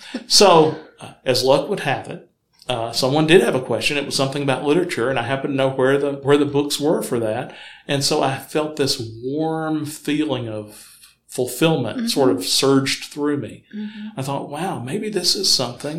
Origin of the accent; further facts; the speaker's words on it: Huntsville, Alabama, United States; I grew up in Huntsville, graduated from high school there